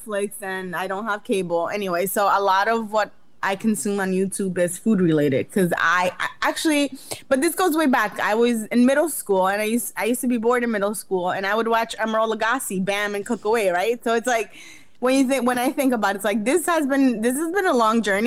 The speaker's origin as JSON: {"language": "English", "town": "Jarabacoa", "region": "La Vega", "country": "Dominican Republic", "tie": "born or raised there", "moved": "yes", "said": "I went back to like Jarabacoa, Dominican Republic, where I'm from"}